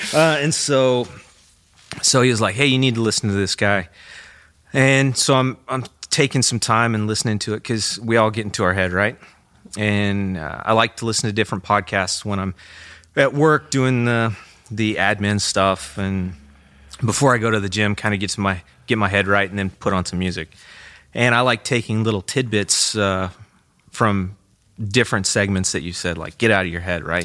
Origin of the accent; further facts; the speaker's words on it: Goodland, Kansas, United States; I grew up on a farm south of, uh, Goodland.